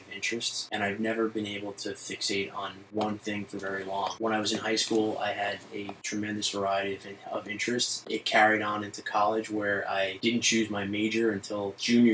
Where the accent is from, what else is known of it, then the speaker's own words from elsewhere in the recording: New York City, New York, United States; I grew up in Bay Ridge, Brooklyn